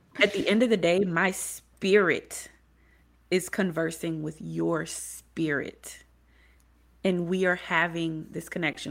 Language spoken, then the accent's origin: English; Beaufort, South Carolina, United States; I'm from Beaufort, South Carolina